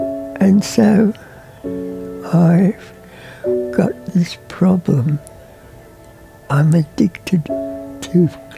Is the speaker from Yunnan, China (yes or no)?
no; Beijing, China; born there; I was born in Beijing, China, to parents who were born in Russia.